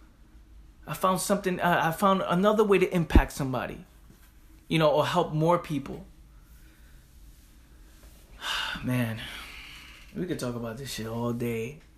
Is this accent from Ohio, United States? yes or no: no; New York City, New York, United States; I'm from the Bronx